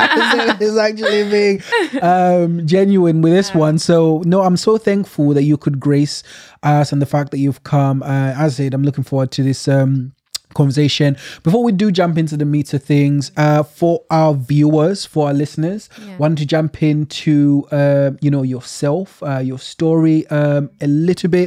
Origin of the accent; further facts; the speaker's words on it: Sheffield, Yorkshire and the Humber, United Kingdom; I'm from Sheffield myself. I grew up in Sheffield